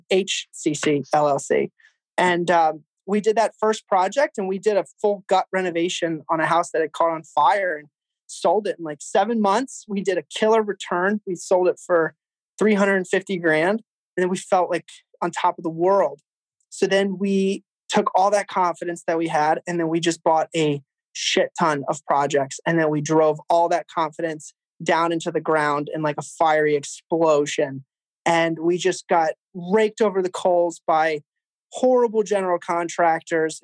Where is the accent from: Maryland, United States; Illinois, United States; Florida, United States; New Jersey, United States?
New Jersey, United States; moved away; also born or lived in Quincy, Massachusetts; We're both originally from Jersey.